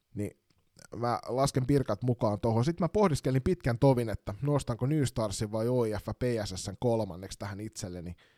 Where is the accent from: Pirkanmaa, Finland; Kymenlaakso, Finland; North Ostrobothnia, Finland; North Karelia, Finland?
Kymenlaakso, Finland; Kotka; moved away; also born or lived in Kirkkonummi; armaan kotikaupunkini Kotkan Karhuvuoren urheilutalo